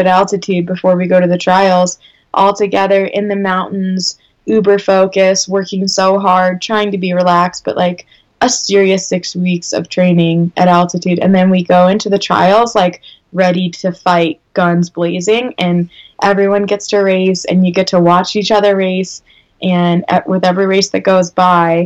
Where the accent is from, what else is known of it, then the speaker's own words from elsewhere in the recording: St. Louis, Missouri, United States; where I grew up in St. Louis